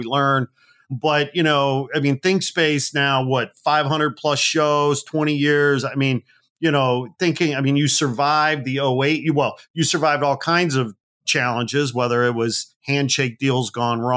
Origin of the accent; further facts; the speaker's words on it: Northwest Indiana, United States; also born or lived in Gary, Indiana; I was born in Gary, Indiana. I grew up in Northwest Indiana